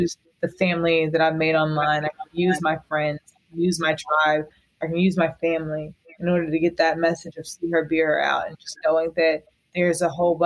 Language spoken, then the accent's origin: English; Raleigh, North Carolina, United States; born or raised there